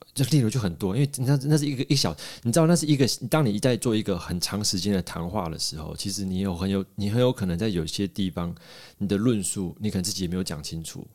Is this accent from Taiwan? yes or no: yes; Taiwan; moved away; 所以我台湾人在这个时候，在机要关头，我不能回家